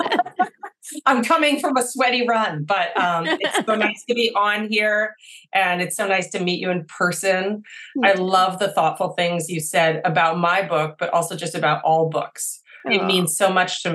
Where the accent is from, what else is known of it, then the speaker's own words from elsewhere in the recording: Maine, United States; I'm born and raised in Maine.